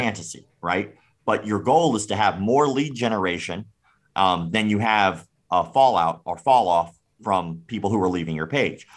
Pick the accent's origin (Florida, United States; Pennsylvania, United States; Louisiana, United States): Florida, United States; I grew up in the South. I'm from Florida.